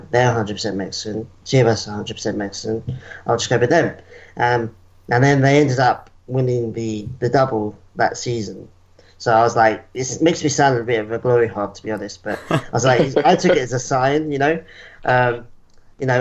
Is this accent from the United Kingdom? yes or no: yes; England, United Kingdom; moved away as an adult; now in Perth, Australia; I've been here since 2012, but I was born and raised in England